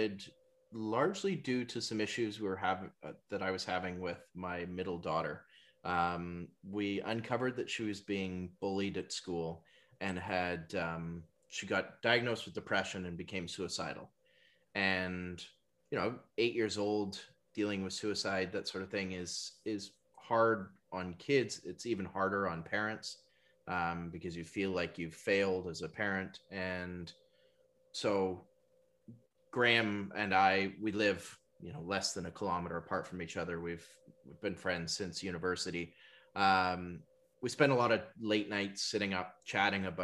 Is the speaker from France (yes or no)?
no; North Shore, British Columbia, Canada; also born or lived in East Vancouver; now in Tsawwassen, Canada; I grew up over on the North Shore